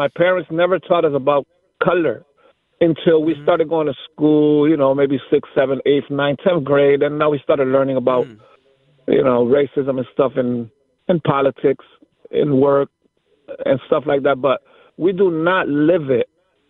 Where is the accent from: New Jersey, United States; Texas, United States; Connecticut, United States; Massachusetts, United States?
Connecticut, United States; Hartford; also born or lived in Puerto Rico; I'm Puerto Rican. I grew up in Hartford, north end of Hartford. I live in West Hartford now, and I work in West Hartford, but grew up in Hartford